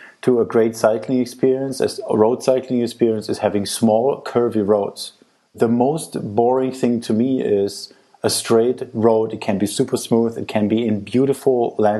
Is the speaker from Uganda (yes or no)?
no; Germany; now in Italy; I grew up in Germany